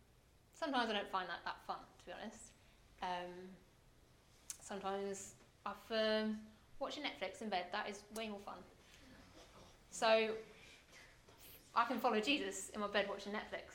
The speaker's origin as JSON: {"language": "English", "region": "England", "country": "United Kingdom", "said": "as a English person that's brought up with an idea of what church is supposed to be like"}